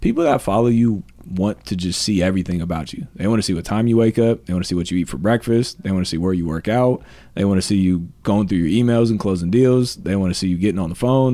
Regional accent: Columbus, Ohio, United States; I'm moving away from my hometown to go to Florida. I was thinking about doing this for years, but I was like, no, I gotta be in Columbus

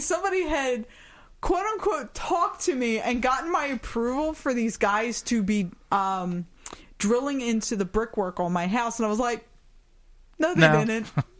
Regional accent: Germany; born there

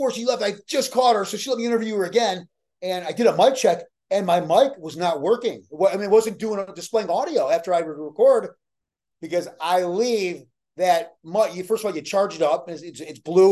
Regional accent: Chicago, Illinois, United States; also born or lived in Alaska; now in Victoria, Texas, United States; I'm from Chicago. I'm used to cold winters

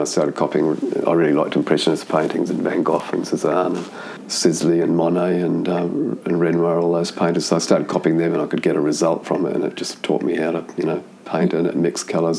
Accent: Auckland, New Zealand; now in Sydney, Australia; I grew up in Auckland, in New Zealand, in South Auckland

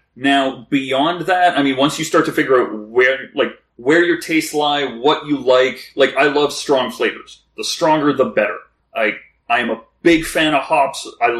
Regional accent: the Maritimes, Canada; I'm from the Maritimes.

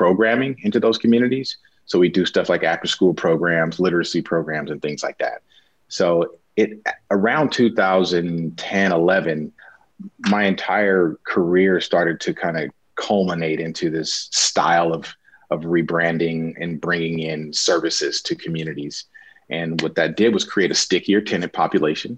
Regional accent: Los Angeles, California, United States; I grew up in Los Angeles.

